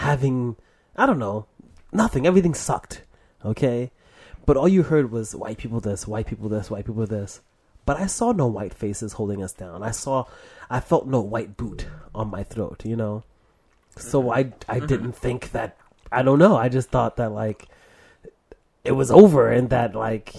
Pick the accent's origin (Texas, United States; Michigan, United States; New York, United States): New York, United States; New York City; moved away; I grew up in Harlem, right, when I was younger, until September 12th, 2001